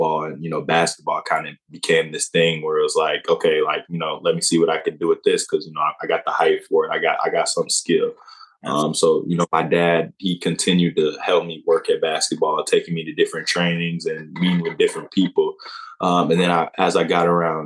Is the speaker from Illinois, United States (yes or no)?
yes; Aurora, Illinois, United States; I'm from Aurora, Illinois. So it's a west suburb of Chicago.